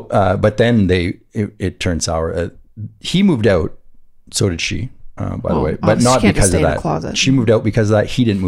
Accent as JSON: {"language": "English", "town": "Montreal", "region": "Quebec", "country": "Canada", "said": "Where are you from? I'm like, I don't know, from Montreal."}